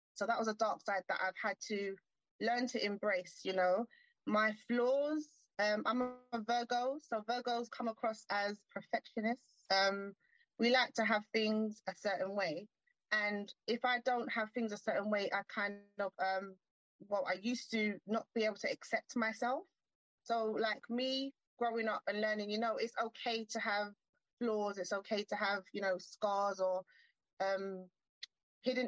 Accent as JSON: {"language": "English", "region": "London", "country": "United Kingdom", "said": "I'm from London. So I'm from central, from the heart of London"}